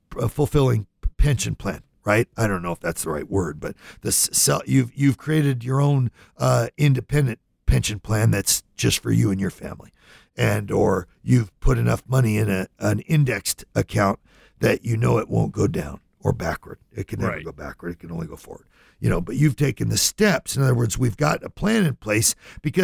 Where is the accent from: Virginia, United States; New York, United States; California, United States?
California, United States; Lodi; I grew up in California, little town called Lodi